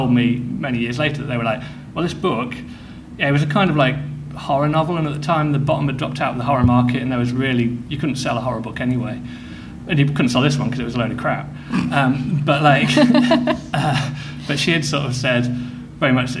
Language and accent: English; Midlands, United Kingdom; I grew up in the Midlands, in the middle of nowhere